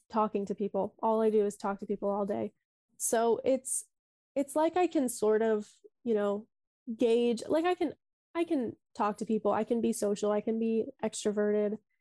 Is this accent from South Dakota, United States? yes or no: yes; Sioux Falls, South Dakota, United States; moved away as an adult; now in Dublin, Ireland; I'm from South Dakota, born and raised.